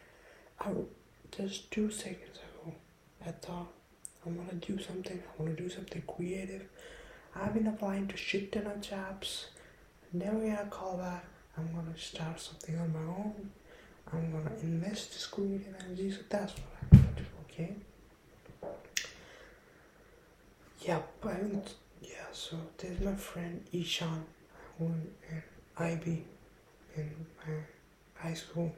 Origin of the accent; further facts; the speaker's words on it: India; also born or lived in Delhi / Jaipur; I'm from India, okay? I'm from Delhi, I'm from Jaipur. That's in India